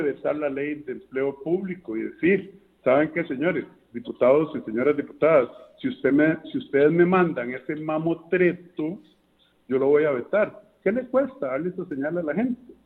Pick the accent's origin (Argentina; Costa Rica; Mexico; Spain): Costa Rica